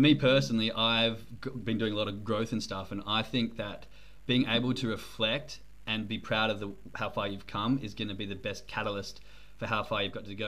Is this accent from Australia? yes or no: yes; Australia; accent: Australian; now in Germany